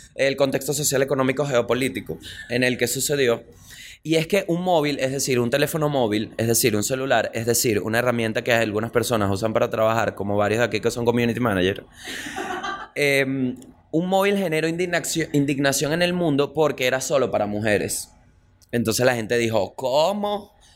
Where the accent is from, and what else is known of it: Venezuela